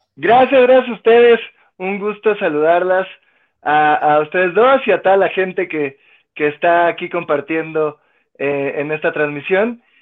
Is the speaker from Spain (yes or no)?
no; Mexico City, Mexico; also born or lived in Colombia; Llegué cuando era pequeñito, tenía año y medio, dos años de edad, fue que llegué a vivir a la Ciudad de México